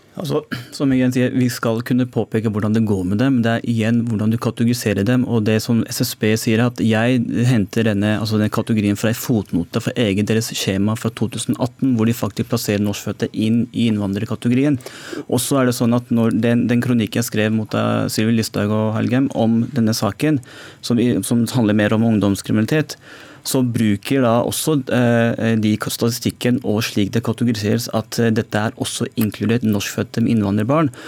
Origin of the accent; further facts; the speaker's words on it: Norway; jeg, er født i Norge eh, med innvandrerforeldre, men jeg føler meg som nordmann